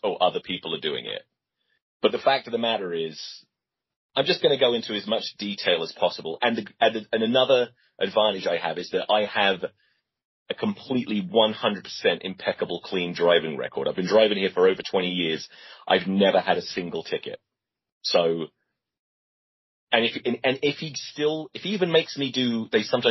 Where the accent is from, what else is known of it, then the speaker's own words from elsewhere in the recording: England, United Kingdom; moved away; being English.